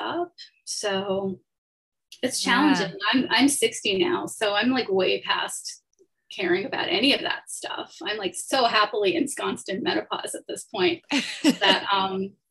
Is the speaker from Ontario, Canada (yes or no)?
yes; Toronto, Ontario, Canada; moved away as an adult; also born or lived in Chicago; now in New York, United States; I grew up in Toronto in Canada, and I spent my 20s in Toronto